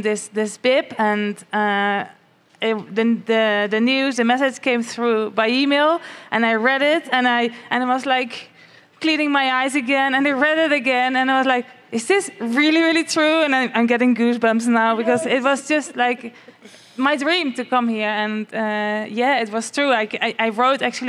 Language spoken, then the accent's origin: English; Netherlands; now in Spain; I'm living in Spain, but I'm actually from the Netherlands.